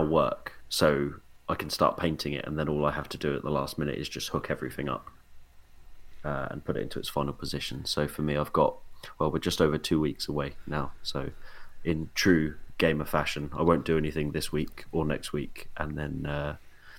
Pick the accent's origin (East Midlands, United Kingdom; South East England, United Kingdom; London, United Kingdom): South East England, United Kingdom; Portsmouth; I'm from Portsmouth.